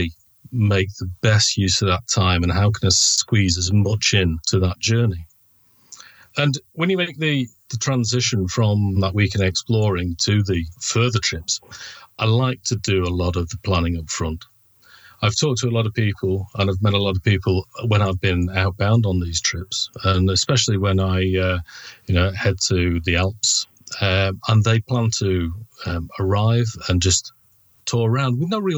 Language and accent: English; Manchester, North West England, United Kingdom; I'm from Manchester in the UK